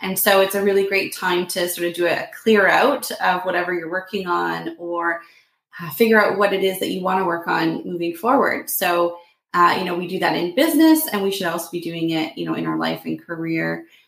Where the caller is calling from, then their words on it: Toronto, Ontario, Canada; Yeah, I'm here from Toronto, Ontario in Canada. So it's a big city, and, we're just starting to get into winter.